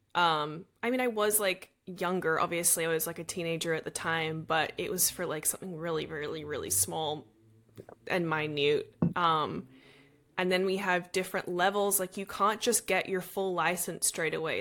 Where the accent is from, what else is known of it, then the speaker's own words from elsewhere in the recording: Australia; now in Los Angeles, United States; I'm Australian